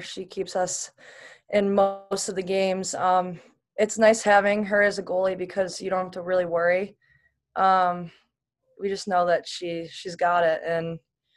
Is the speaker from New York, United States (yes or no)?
yes; Buffalo, New York, United States; my hometown in Buffalo